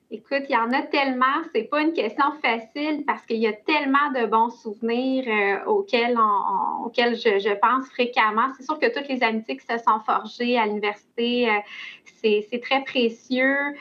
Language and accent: French; Laurentides, Quebec, Canada; j'ai grandi dans les Laurentides. Euh, alors, j'ai passé, bon, la, mon enfance, en fait, là-bas